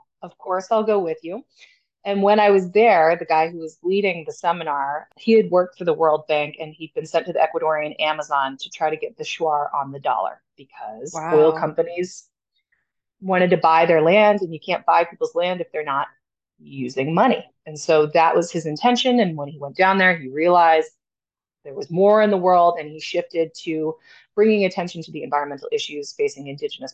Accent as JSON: {"language": "English", "region": "Florida", "country": "United States", "tie": "born or raised there", "also_born_or_lived": "New Orleans, Louisiana / South Africa", "said": "So we headed to Florida. And then that's where I grew up"}